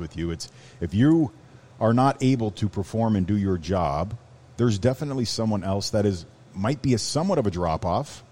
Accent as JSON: {"language": "English", "country": "Canada", "tie": "born or raised there", "also_born_or_lived": "Miami", "moved": "yes", "said": "being a Canadian kid we never really traveled"}